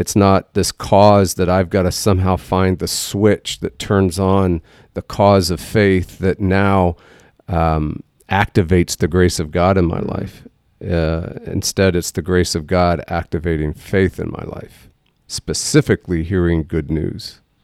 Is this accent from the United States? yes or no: yes; Texas, United States; we're from Texas